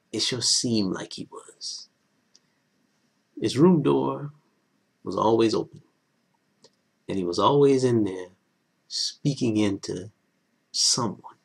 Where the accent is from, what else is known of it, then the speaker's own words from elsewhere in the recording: Elloree, South Carolina, United States; I was from Ellery, South Carolina, in Calhoun County. Population 671